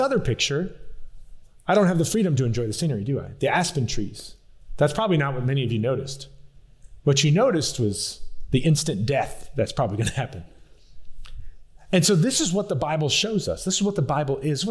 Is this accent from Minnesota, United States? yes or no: no; South Louisiana, United States; also born or lived in Colorado; I'm from South Louisiana.